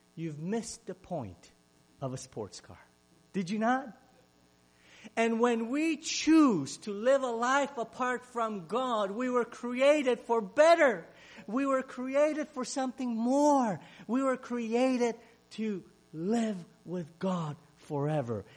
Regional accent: Romania; English is a second language; now in Ohio, United States; Growing up in Romania, as a Hungarian

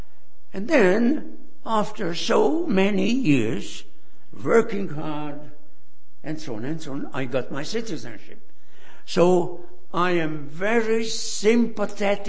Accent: Hungary; now in United States; I left my home country, Hungary, over 60 years ago. I am a refugee.

